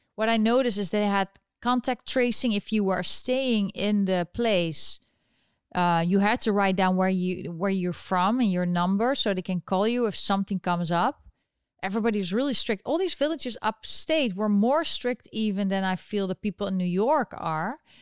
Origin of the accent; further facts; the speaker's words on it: Netherlands; now in United States; I was born in, in the Netherlands, and I'm still eligible to vote there.